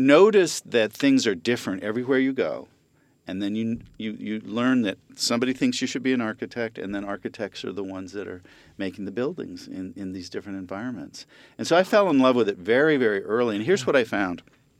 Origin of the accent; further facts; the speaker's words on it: Japan; born there; I was born in Japan, and then we moved a lot in my life. And then I was in Japan for my junior high school years again.